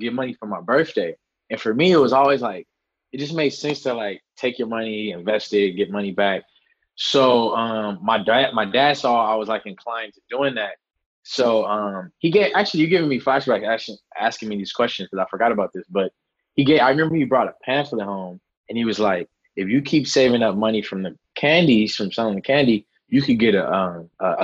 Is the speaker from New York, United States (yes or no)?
no; Los Angeles, California, United States; I'm born and raised in Los Angeles. I'm born and raised near Pico and Fairfax in a neighborhood called Faircrest Heights